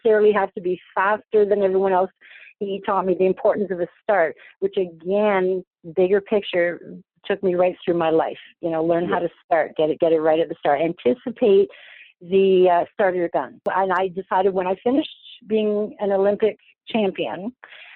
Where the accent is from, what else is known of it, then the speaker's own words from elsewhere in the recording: a small city outside of Toronto, Ontario, Canada; now in Toronto, Canada; I grew up in a small city outside of Toronto. I'm in Toronto right now and I raised my children here.